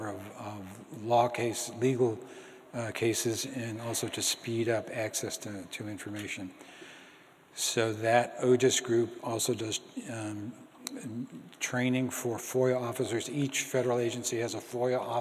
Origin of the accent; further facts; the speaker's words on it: Boston, Massachusetts, United States; I grew up in Boston